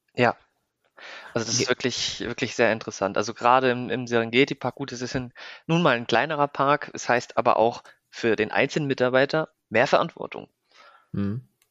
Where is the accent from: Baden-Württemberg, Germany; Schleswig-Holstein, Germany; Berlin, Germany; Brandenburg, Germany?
Schleswig-Holstein, Germany; Neumünster; moved away as an adult; also born or lived in Kiel / Hamburg; now in Breda, Netherlands; ursprünglich komme ich aus Neumünster. Das liegt zwischen Hamburg und Kiel, für alle, die es nicht wissen, in Schleswig-Holstein. Ähm, dann ja, habe ich, äh, da habe ich meine Schulbildung